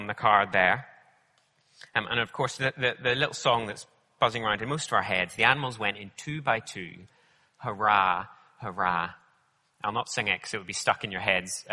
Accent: Northern Ireland, United Kingdom; I grew up in Northern Ireland, so I know all about rain

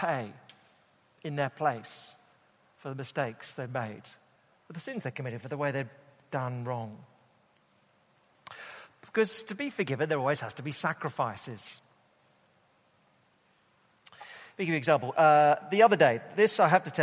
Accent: United Kingdom; us Brits

